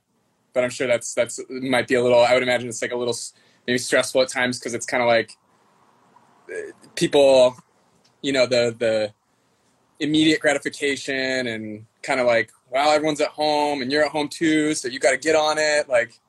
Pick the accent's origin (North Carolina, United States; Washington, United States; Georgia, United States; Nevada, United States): Washington, United States; Seattle; I went away to college for like a few years in like Eastern Washington, a place called Walla Walla. it's like 5 hours from here.